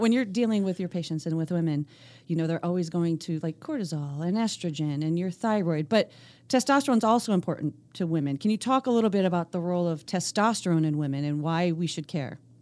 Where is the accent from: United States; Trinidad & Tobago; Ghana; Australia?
United States; Scranton, Pennsylvania; I grew up outside of Scranton, Pennsylvania